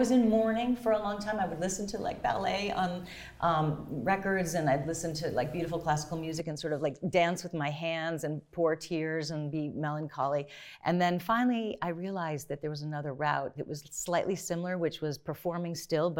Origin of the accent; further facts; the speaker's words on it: outside Boston, Massachusetts, United States; also born or lived in Dar es Salaam, Tanzania; I grew up outside Boston, and so when I did tell them in my junior year that I was also born in Africa, my parents were in the Peace Corps.